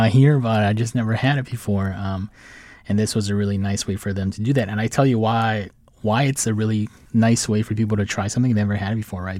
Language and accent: English; Saint Paul, Minnesota, United States; moved away as an adult; now in Washington, D.C., United States; I'm originally from, uh, Saint Paul, Minnesota, and I moved out to D C